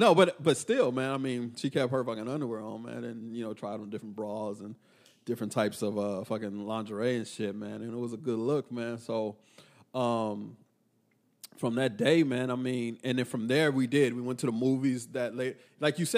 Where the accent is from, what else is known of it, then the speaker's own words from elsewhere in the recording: Texas, United States; because I'm from Texas.